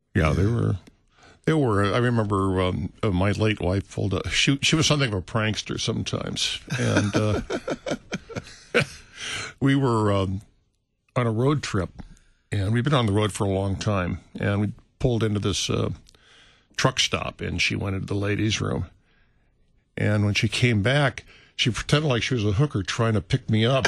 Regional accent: St. Louis, Missouri, United States; born or raised there; moved away; also born or lived in California

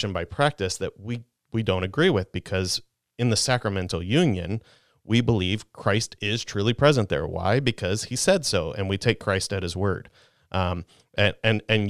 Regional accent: St. Louis, Missouri, United States; I grew up in South St. Louis

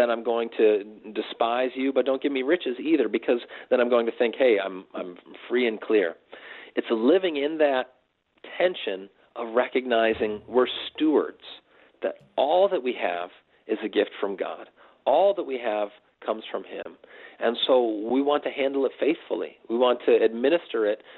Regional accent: United States; as American Christians

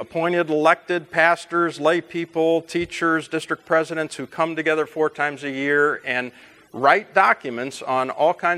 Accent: Chicago, Illinois, United States; also born or lived in Fort Wayne, Indiana / St. Louis, Missouri; we eventually moved to the Chicago area, where I did most of my growing up

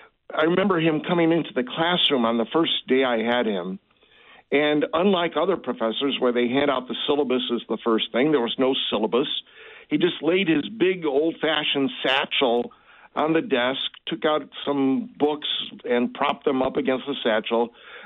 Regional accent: Chicago, Illinois, United States; moved away as an adult; now in Bonne Terre, United States; Now I'm back up in Chicago, my hometown, during the week.

